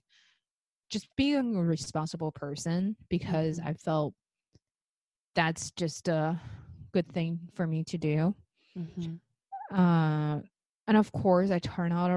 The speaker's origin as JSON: {"language": "English", "country": "China", "moved": "yes", "lives_now": "United States", "said": "I came from China, I live in the States"}